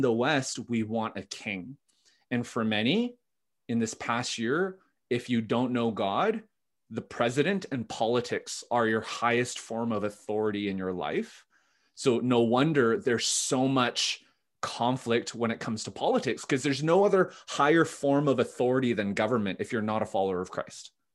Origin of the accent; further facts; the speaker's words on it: Vancouver, British Columbia, Canada; also born or lived in Ottawa; born and raised in Vancouver. My parents immigrated from Korea in the seventies